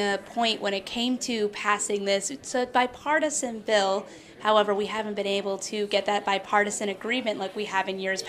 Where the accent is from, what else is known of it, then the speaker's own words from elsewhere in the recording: Rhode Island, United States; moved away; growing up in agriculture in the Northeast, I grew up in Rhode Island